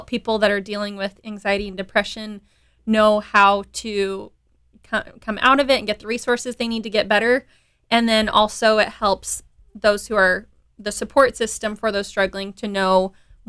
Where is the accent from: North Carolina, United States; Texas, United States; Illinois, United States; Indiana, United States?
Texas, United States; Dallas; also born or lived in Utah; now in Houston, United States; I grew up in Dallas, Texas